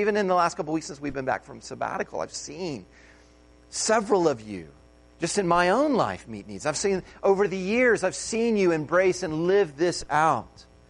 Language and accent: English; United States; an American